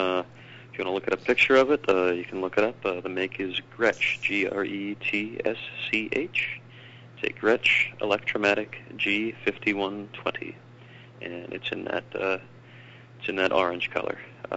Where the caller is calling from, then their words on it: New York City, New York, United States; I am calling from Brooklyn.